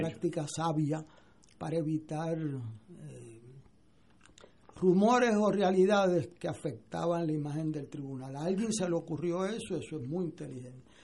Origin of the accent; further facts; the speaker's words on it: Puerto Rico; a mí como puertorriqueño